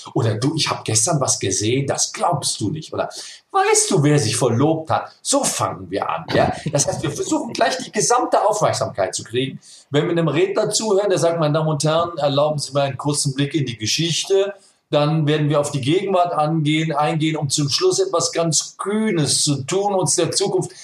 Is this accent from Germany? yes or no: yes; Germany; ich bin aus Deutschland